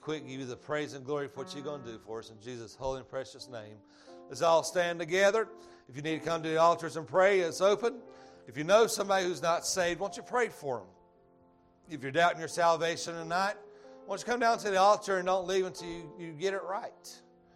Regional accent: Georgia, United States; accent: Georgia; My Georgia accent

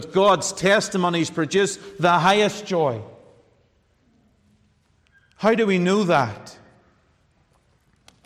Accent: Ireland; I'm an Irish man

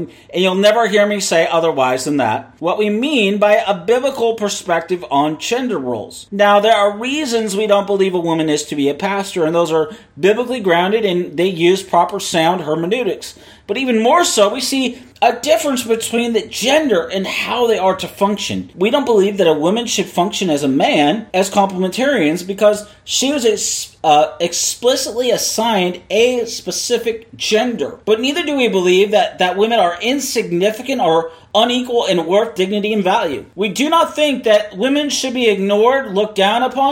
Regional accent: Seattle, Washington, United States; I was born in Seattle. I was raised in Seattle

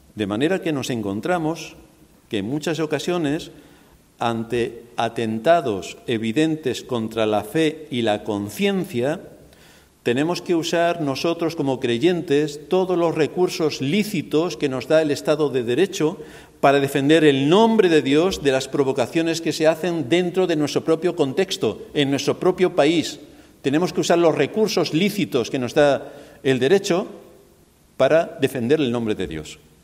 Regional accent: Spain; moved away; Yo soy español

